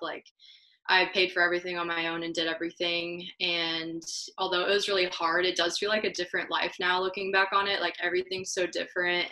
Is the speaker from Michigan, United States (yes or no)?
no; Columbia, Missouri, United States; now in Kansas City, United States; I grew up in Columbia, Missouri, which is two hours away from here, way smaller